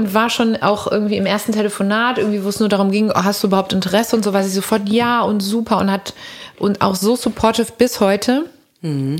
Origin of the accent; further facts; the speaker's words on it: Cologne, North Rhine-Westphalia, Germany; wir sind dann immer von der Ursulinenschule am Dom, Mädchenschule, abgehauen aus dem Unterricht